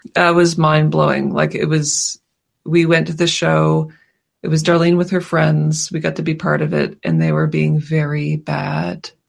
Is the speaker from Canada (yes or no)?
yes; Halifax, Nova Scotia, Canada; We live in we grew up in Halifax